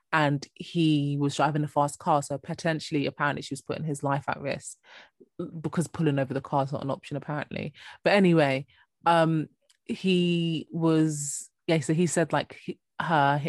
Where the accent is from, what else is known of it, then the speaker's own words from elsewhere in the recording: Jamaica; I'm Jamaican